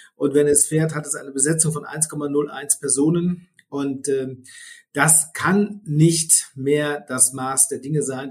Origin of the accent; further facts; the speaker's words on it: Freudenberg, North Rhine-Westphalia, Germany; moved away as an adult; also born or lived in Siegen / Marburg; now in Berlin, Germany; Bin gebürtiger Südwestfale, bin in Siegen geboren, bin in Freudenberg, in dem schönsten Ort in Westfalen, aufgewachsen